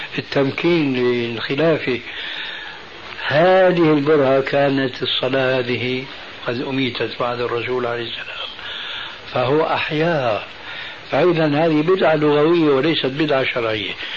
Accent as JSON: {"language": "Arabic", "country": "Syria", "said": "عندنا في سوريا"}